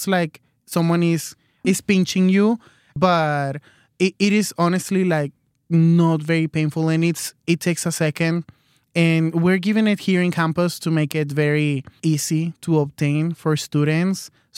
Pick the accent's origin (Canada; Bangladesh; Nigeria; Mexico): Mexico; now in United States; but I'm here in the United States. I'm originally from Mexico, and med school is just too expensive here in the United States.